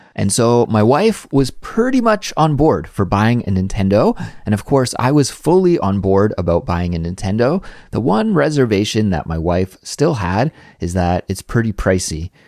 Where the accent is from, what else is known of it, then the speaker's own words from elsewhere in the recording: Canada; now in South Korea; my life as a Canadian living abroad in South Korea